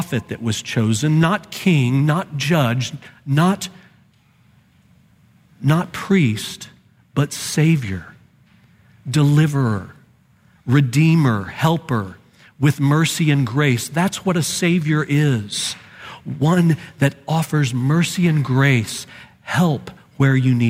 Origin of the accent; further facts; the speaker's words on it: Dallas, Texas, United States; growing up in Dallas